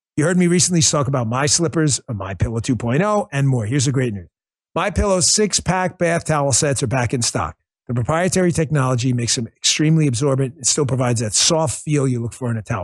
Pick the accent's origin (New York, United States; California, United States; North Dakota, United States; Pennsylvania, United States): New York, United States; New York City; When I was growing up in Queens